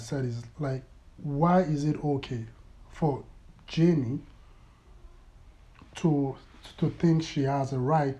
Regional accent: Lagos, Nigeria; moved away as an adult; also born or lived in Toronto, Ontario; now in Calgary, Canada; my teenage years were spent in Lagos, Nigeria, and my childhood, that was where I grew up.

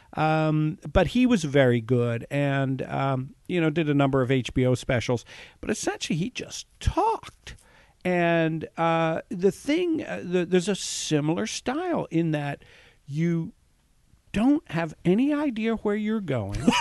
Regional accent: San Francisco, California, United States; moved away as an adult; also born or lived in Scotland / Berkeley / New York

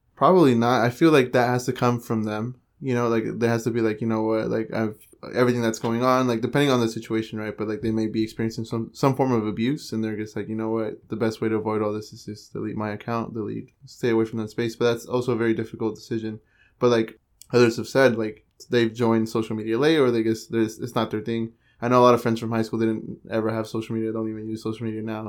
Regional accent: San Jose, California, United States; I was born and raised in San Jose

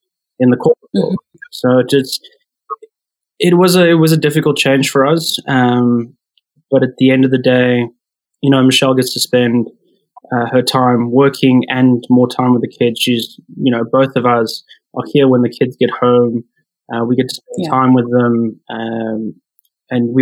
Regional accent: South Africa; moved away as an adult; now in Toronto, Canada; transitioning from South Africa, where I'm originally from, into Canada

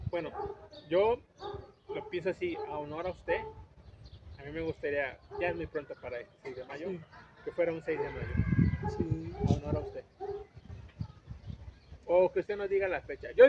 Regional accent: Tampico, Tamaulipas, Mexico; now in San Luis Potosí, Mexico; Sí, yo, soy de Tampico, Tamaulipas.

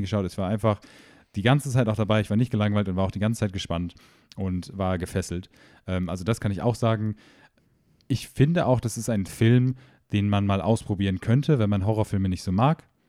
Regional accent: Germany; moved away; ich komme zwar ursprünglich aus der Nähe von Holland

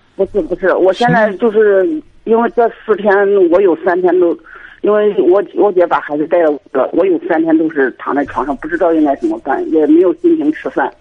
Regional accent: Henan, China; 我是河南这边的

